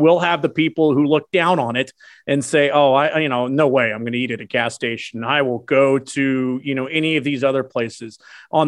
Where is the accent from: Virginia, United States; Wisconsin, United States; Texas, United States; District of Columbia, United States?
Texas, United States; Houston; moved away; also born or lived in Atlanta; born and raised in Houston.